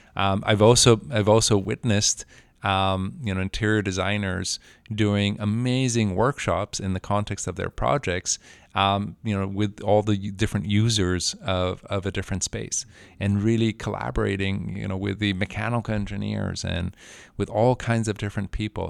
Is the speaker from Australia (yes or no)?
no; Mexico; moved away as an adult; also born or lived in Mexico City; I was, uh, born and raised in Mexico